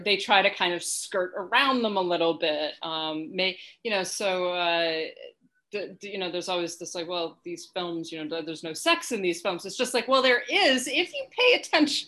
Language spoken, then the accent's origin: English; United States; as a an American, right, and as a white person